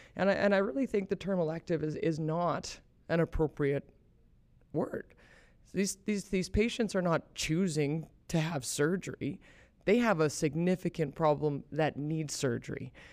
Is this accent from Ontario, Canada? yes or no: no; Calgary, Alberta, Canada; moved away as an adult; also born or lived in upstate New York / Boston; now in Kelowna, Canada; I grew up here in Calgary, so it's, it's really nice to be back home.